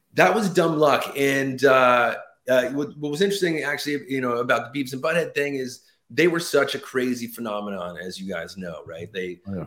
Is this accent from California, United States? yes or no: yes; Los Angeles, California, United States; moved away as an adult; now in New Jersey, United States; born and raised in Los Angeles